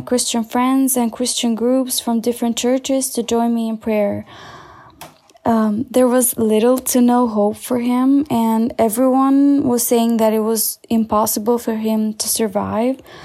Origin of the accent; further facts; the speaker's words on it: Albania; I am from Albania